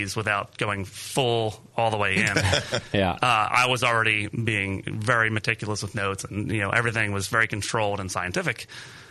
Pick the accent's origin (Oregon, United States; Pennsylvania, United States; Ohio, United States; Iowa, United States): Pennsylvania, United States; Perkasie; We finally ended up back in my hometown. I live 3 blocks from the brewery.